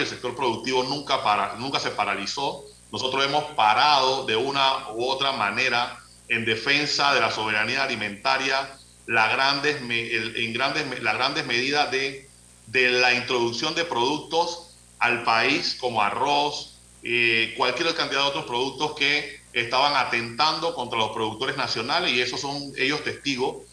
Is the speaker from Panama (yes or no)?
yes; Panama; como panameños